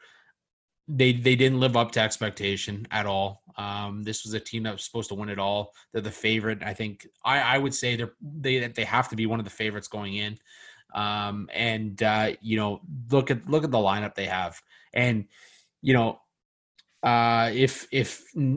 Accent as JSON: {"language": "English", "town": "Oakville", "region": "Ontario", "country": "Canada", "tie": "born or raised there", "said": "my hometown, Oakville."}